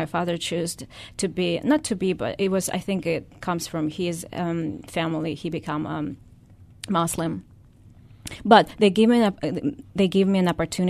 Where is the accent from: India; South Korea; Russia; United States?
Russia; English is a second language; So I was born in Russia. Mm-hmm. I spent almost all my life there. And when I was, you know, back then when I was born, it wasn't Russia. It was the USSR